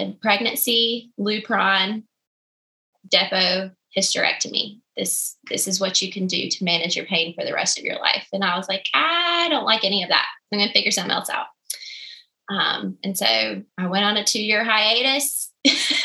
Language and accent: English; the South, United States; I'm from the South. We cook everything in grease and a lot of biscuits